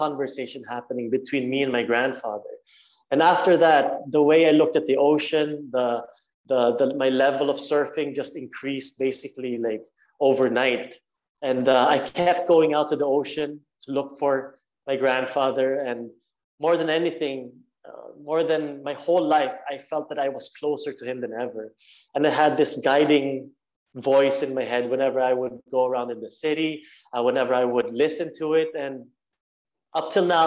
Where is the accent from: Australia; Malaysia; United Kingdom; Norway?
Norway; growing up in Norway